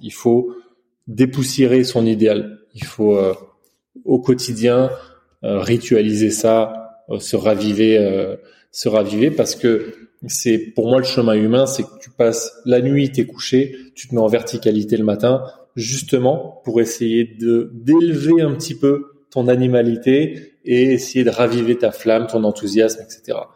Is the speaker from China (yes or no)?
yes; China; j'ai grandi en Chine et depuis petit